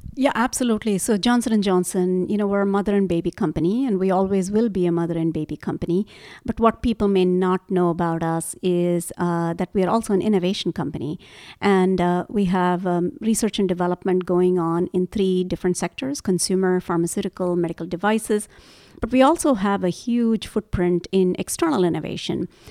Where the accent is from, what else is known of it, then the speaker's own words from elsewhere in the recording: India; moved away; So, I grew up in India